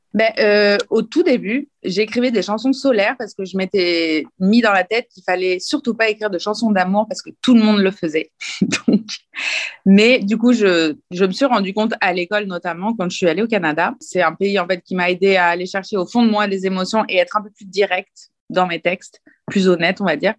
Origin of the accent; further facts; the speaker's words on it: France; now in Italy; je suis française, oui, j'ai des origines italiennes et je vis actuellement en Italie